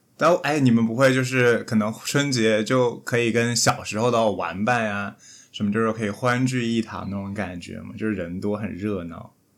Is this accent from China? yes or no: yes; Shenzhen, Guangdong, China; 不是精神罗湖人，是实实在在的罗湖人